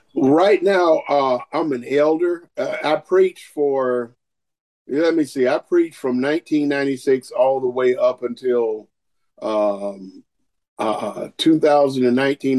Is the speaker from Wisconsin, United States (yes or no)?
no; Augusta, Georgia, United States; I'm from Augusta, Georgia